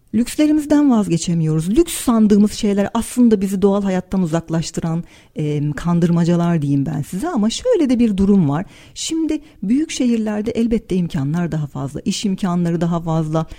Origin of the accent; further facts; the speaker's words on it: Turkey; Türküz, e, Türk, e, Türkçe konuşuyoruz